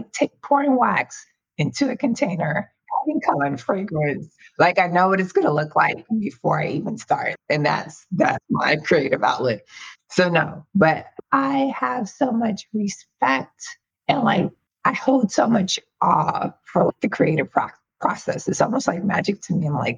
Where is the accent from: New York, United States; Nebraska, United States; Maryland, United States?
New York, United States; Like, you know, I grew up in New York. I was like in New York.